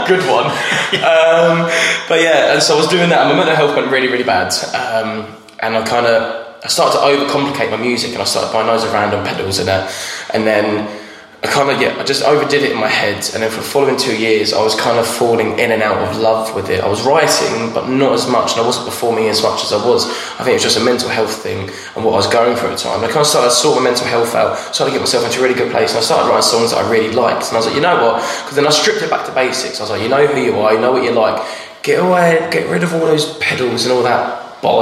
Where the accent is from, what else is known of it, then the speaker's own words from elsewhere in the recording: Braintree, East of England, United Kingdom; also born or lived in Ireland; an open mic in my hometown in Braintree at a pub called The Swan